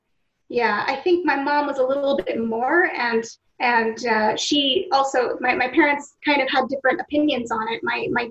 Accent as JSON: {"language": "English", "country": "Israel", "tie": "born or raised there", "also_born_or_lived": "United States", "said": "other Americans who live here, I'm an Israeli because"}